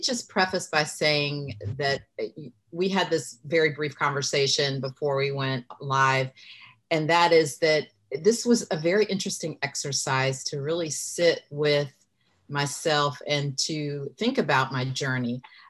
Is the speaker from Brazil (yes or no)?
no; Germany; born there; And so, as you mentioned, I was born in Germany. My mother was Lutheran and my father, Black Southern Baptist.